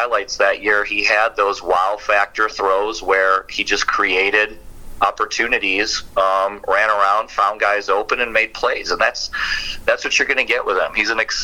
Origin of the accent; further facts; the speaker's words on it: Wisconsin, United States; I grew up in Wisconsin and watched Brett Favre